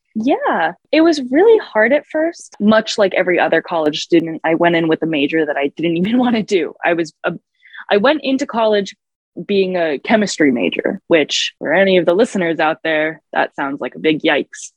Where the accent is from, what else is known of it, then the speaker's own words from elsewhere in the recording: New York City, New York, United States; moved away; growing up in New York City